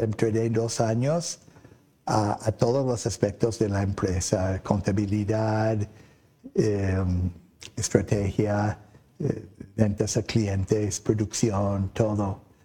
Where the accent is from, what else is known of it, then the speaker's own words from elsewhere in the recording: Oklahoma, United States; Spanish is a second language; moved away as an adult; also born or lived in Boston, Massachusetts, United States; now in Mexico; yo soy americano que vine a México ah, en 1981 lo que pasa, yo nací en Estados Unidos, en Boston, crecí allí. Eh, mi papá era un investigador de meteorología y nos cambiamos a Oklahoma